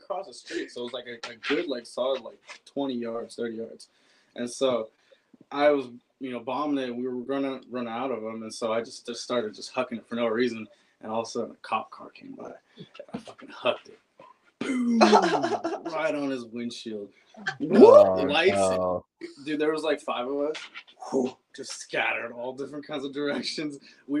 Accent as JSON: {"language": "English", "town": "Pacifica", "region": "California", "country": "United States", "tie": "born or raised there", "said": "Pacifica. {S5} Okay. {S4} Yeah, I was like in the Cabrillo Mountains in Lindemar. It's like just this one little area."}